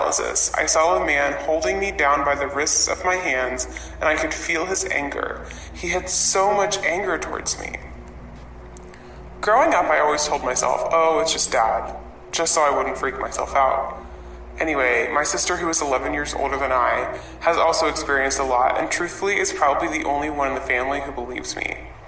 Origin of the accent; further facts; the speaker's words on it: North Carolina, United States; I'm from North Carolina.